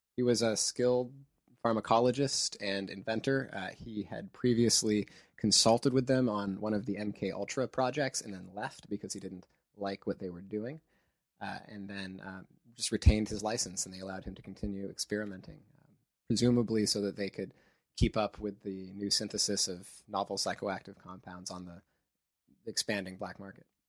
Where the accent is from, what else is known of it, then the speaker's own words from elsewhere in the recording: near Santa Cruz, California, United States; in Santa Cruz, close to my hometown